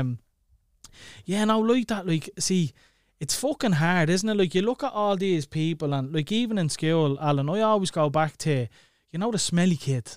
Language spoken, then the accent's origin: English; Dublin, Leinster, Ireland; growing up in Clondalkin